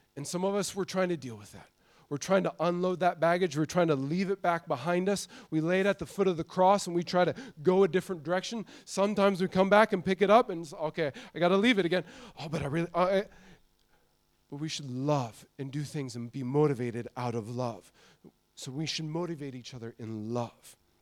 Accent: Montana, United States; I grew up in Montana

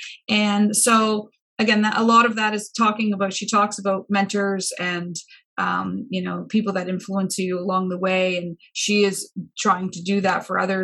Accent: Windsor, Ontario, Canada; I'm from Windsor

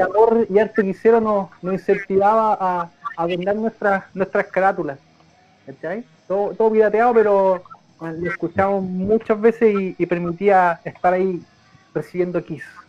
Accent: Loncoche, Araucanía, Chile; yo soy oriundo igual de Loncoche

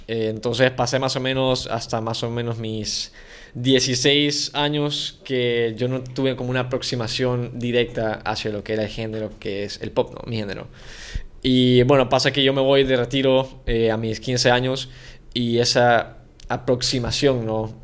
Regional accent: San Salvador, El Salvador; moved away as an adult; now in Mexico; nací en San Salvador, soy del 2000

